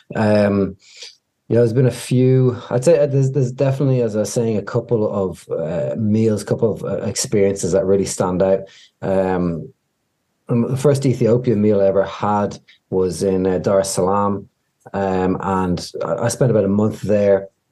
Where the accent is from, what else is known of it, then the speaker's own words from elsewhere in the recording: Dublin, Ireland; moved away as an adult; now in Washington, D.C., United States; I'm from Ireland originally. Uh, my family business was a fine dining French restaurant uh, that we had for about 30 years in Dublin